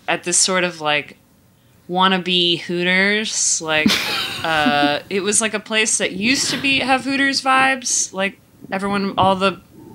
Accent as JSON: {"language": "English", "town": "Greensboro", "region": "North Carolina", "country": "United States", "tie": "born or raised there", "said": "I grew up in North Carolina in Greensboro"}